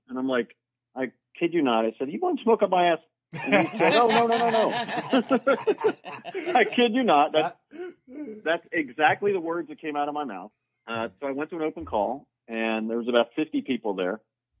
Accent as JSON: {"language": "English", "town": "Philadelphia", "region": "Pennsylvania", "country": "United States", "said": "Because I'm from Philly. Philly's a pretty small market."}